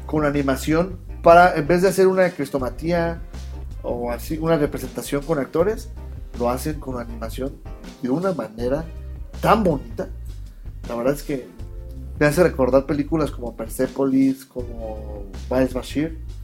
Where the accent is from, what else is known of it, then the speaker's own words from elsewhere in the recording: Mexico; como mexicano